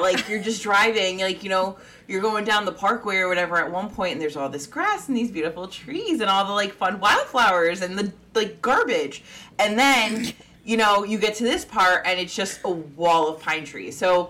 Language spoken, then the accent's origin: English; New Jersey, United States; moved away; your girl Sam here is from New Jersey originally, so thought we'd go hit my hometown roots a little bit.